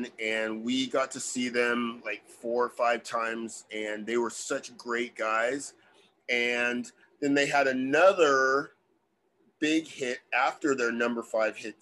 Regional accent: Bakersfield, California, United States; my hometown of Bakersfield

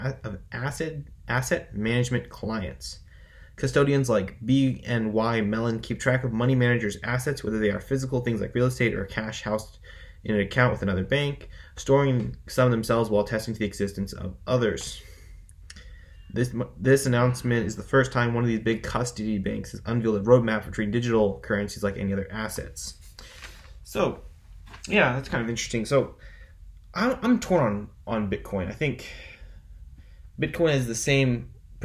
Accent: the South, United States; I'm from the South. We're not really used to cold weather.

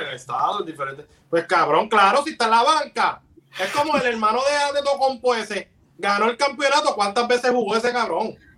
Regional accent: Bayamón, Puerto Rico; Yo soy de Bayamón

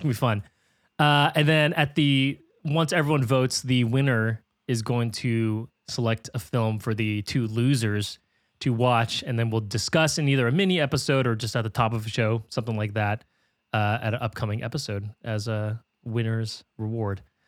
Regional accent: California, United States; growing up in California, Spanish is like a requirement you have to take

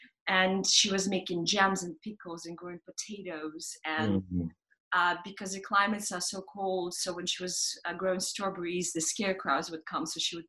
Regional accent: Moscow, Russia; moved away; I grew up in Moscow in much colder climates

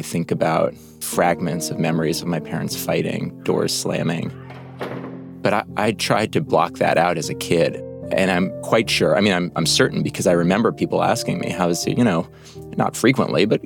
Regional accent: New York City, New York, United States; I grew up on the Upper West Side of New York

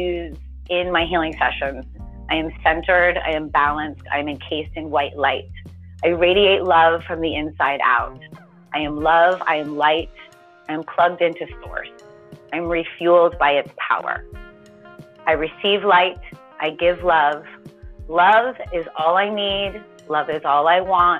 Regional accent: United States; I grew up right outside of Manhattan

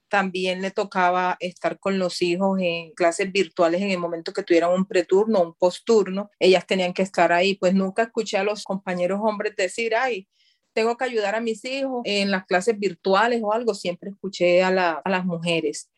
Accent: Caribbean coast, Colombia; moved away; de donde yo vengo, de la costa

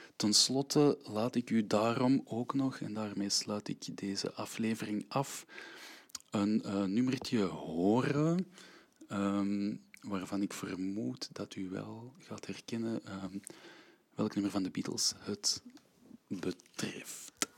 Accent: Antwerp, Flanders, Belgium; Ik ben een, eh, ruim een half jaar al op tour met een aantal eh, kleine werkjes eh, in, in mijn eigen stad

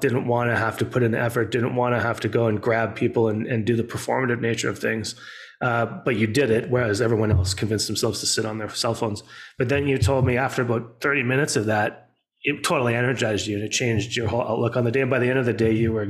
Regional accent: Edmonton, Alberta, Canada; we grew up in Alberta. So you had Stampede and I was up in Edmonton. We had Klondike days

